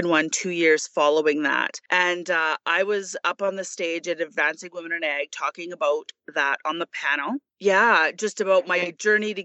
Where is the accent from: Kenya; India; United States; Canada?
Canada; Lloydminster, Alberta; in my hometown of Lloydminster